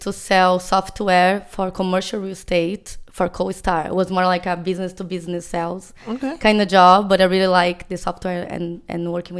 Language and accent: English; Brazil; accent: Portuguese; English is a second language; moved away as an adult; now in San Diego, United States; I'm from Brazil originally, and I've been living here for 20 years.